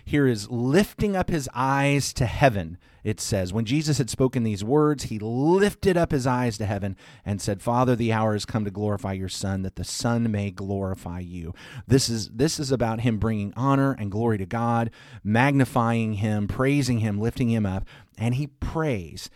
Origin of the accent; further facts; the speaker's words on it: the South, United States; I'm solidly from the South